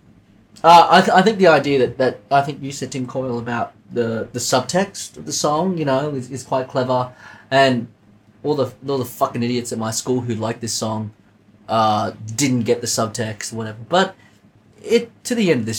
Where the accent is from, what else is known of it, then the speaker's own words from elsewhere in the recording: Sydney, New South Wales, Australia; I grew up in Canterbury